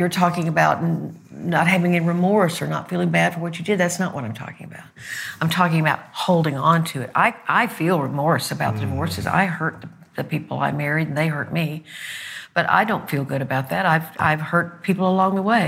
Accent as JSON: {"language": "English", "region": "Arkansas", "country": "United States", "said": "I'm from Arkansas."}